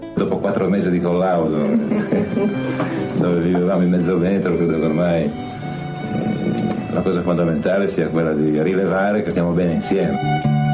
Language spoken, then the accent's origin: Italian; Genoa, Liguria, Italy; moved away as an adult; also born or lived in Sardinia; vengo soprattutto da Genova. Genova che ci nasci, ci vivi fino a vent'anni